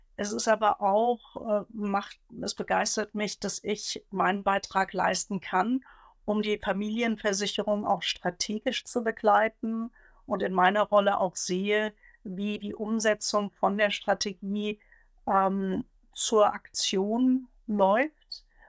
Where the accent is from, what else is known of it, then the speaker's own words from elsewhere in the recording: Hesse, Germany; Also ich bin gebürtige Hessin